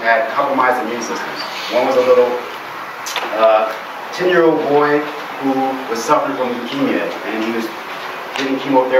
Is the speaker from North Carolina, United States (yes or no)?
yes; North Carolina, United States; born there; Coming from the Carolinas, my parents came from South Carolina, I was born in North Carolina.